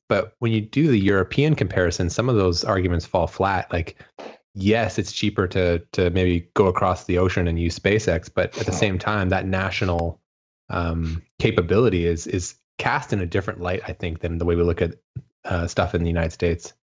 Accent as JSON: {"language": "English", "country": "Canada", "said": "being Canadian, I'm technically an ESA member state"}